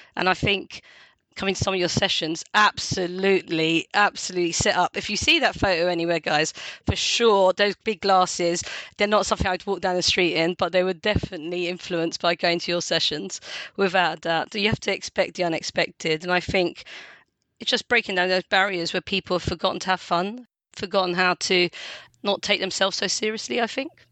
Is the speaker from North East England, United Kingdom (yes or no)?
no; London, United Kingdom; accent: London; I was born in London, I've got real London accent.